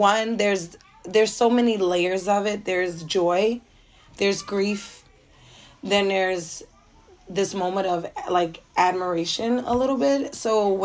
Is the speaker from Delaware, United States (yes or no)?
no; Philadelphia, Pennsylvania, United States; I'm now 34. I'm from Philadelphia, Pennsylvania.